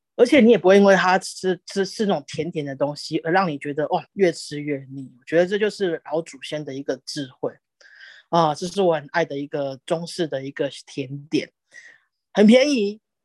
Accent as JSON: {"language": "Chinese", "town": "Dongshi", "country": "Taiwan", "tie": "born or raised there", "said": "小时候住在东市，东市镇"}